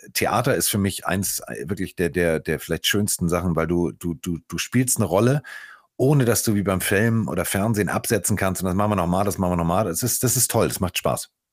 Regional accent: Hamburg, Germany; also born or lived in Cologne; Ich bin Hamburger durch und durch. Ich bin hier verwurzelt.

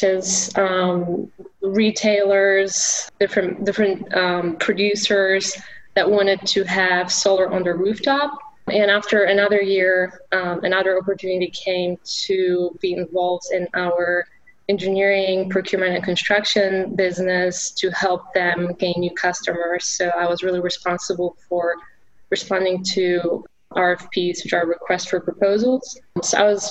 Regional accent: Poland; English is a second language; moved away as an adult; now in United States; I grew up in Poland, so I was studying English

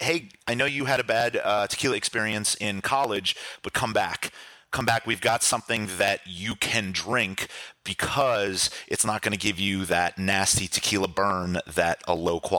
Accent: New Orleans, Louisiana, United States; I'm from New Orleans.

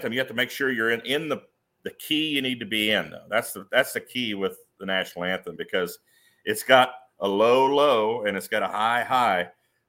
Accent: Stockdale, Ohio, United States; where I grew up in Stockdale, Ohio

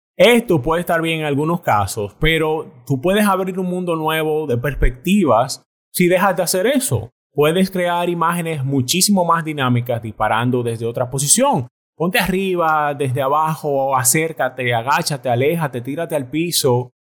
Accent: Dominican Republic; moved away as an adult; yo me fui de la República Dominicana detrás de un sueño

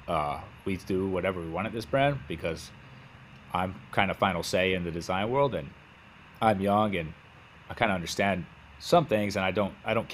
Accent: West Texas, United States; I'm from West Texas. I grew up in West Texas, so clothing is not a thing back home

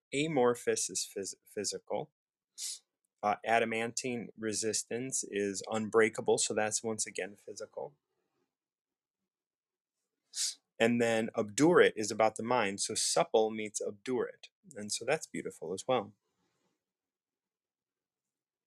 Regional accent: United States; I'm from the States. I'm an American

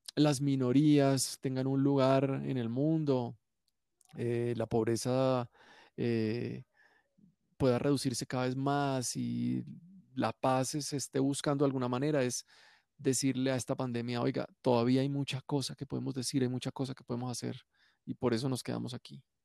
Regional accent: Cali, Valle del Cauca, Colombia; yo soy caleño

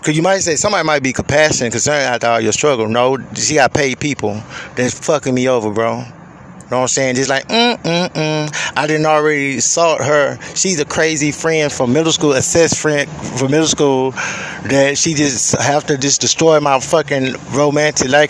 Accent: Houston, Texas, United States; moved away as an adult; I'm from Houston

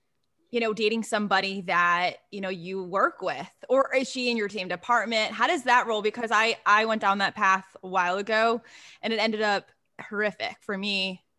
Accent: New York, United States; I'm from New York.

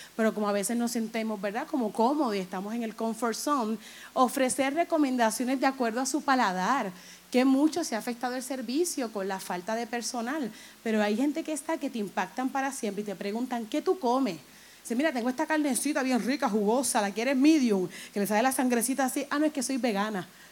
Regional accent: Humacao, Puerto Rico; Si yo vivo ahí, yo nací ahí

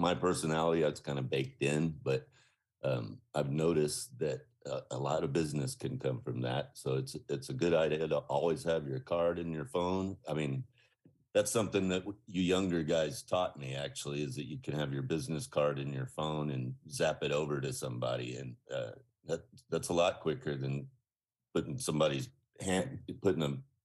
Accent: Austin, Texas, United States; also born or lived in Lago Vista, Texas; I am living out here in Lago Vista now, but I grew up in South Austin, and I have been in the Austin area since I was born, basically.

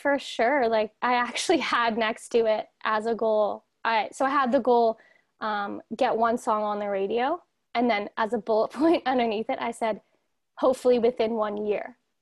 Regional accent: Toronto, Ontario, Canada; I'm from Toronto, Ontario, so I'm from Canada over here

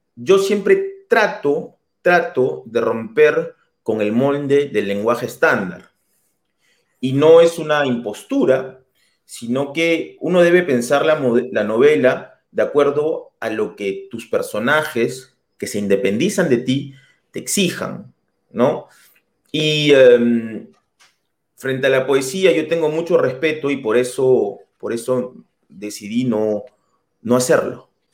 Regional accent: Lima, Peru; moved away as an adult; also born or lived in Germany; now in Paris, France; yo soy de, yo soy de Madalena del Mar

